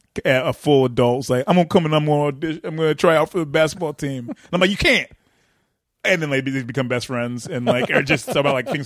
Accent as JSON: {"language": "English", "town": "Detroit", "region": "Michigan", "country": "United States", "said": "We're both from Detroit"}